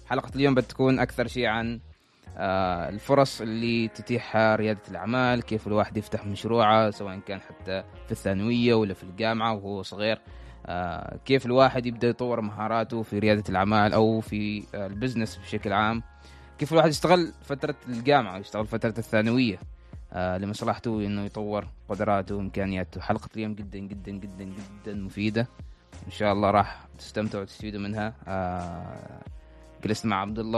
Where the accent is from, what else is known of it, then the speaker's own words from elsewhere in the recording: Al Haffa, Dhofar, Oman; born there; now in Awqad, Oman; انا مولود في الحافه بس ساكن في عوقد